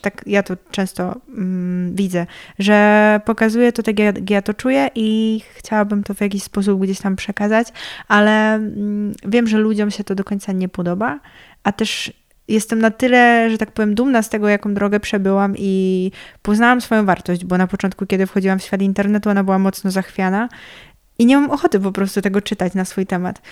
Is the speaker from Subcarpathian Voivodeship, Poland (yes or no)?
no; near Trzebnica, Lower Silesian Voivodeship, Poland; jestem z wioski